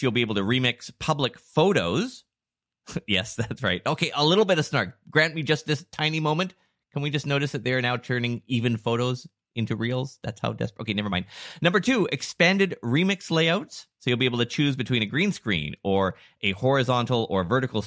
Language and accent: English; Vancouver, British Columbia, Canada; we're from Vancouver